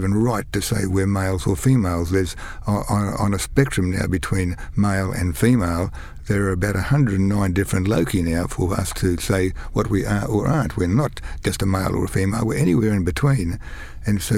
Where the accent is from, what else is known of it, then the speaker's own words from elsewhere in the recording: Kingaroy, Queensland, Australia; also born or lived in Brisbane; I was actually born and raised outside of Kingaroy. I was born in Kingaroy, but raised on a peanut farm, on a peanut dairy farm.